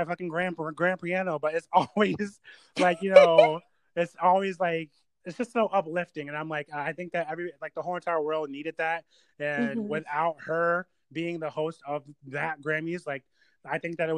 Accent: Delaware, United States; I was born in Delaware, actually.

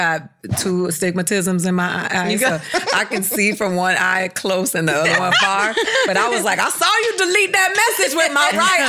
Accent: Miami, Florida, United States; I'm from Miami.

